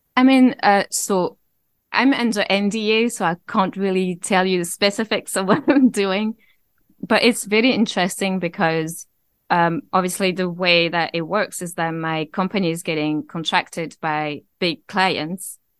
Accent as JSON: {"language": "English", "town": "Avignon", "region": "Provence-Alpes-Côte d'Azur", "country": "France", "tie": "born or raised there", "accent": "mixture of Scottish and French", "second_language": "English", "moved": "as an adult", "lives_now": "Scotland", "said": "I grew up in a city called Avignon, which is in the southeast."}